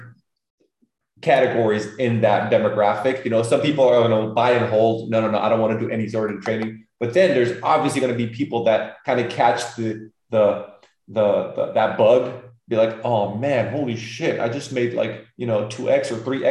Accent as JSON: {"language": "English", "region": "California", "country": "United States", "tie": "born or raised there", "moved": "as an adult", "lives_now": "Belgium", "said": "I was still in Cali back in 2015, you know what I mean? Because that's where I kind of grew up."}